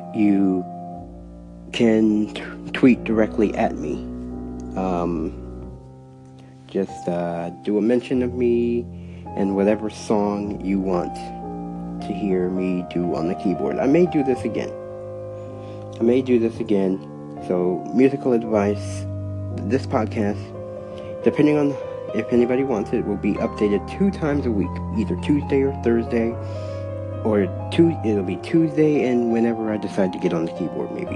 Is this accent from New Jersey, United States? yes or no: no; Cleveland, Ohio, United States; moved away; The reason for the 216 is because I'm originally from Cleveland